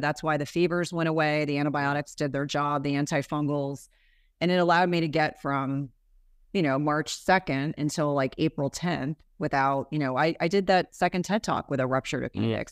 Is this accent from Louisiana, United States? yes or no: no; New Jersey, United States; I grew up in New Jersey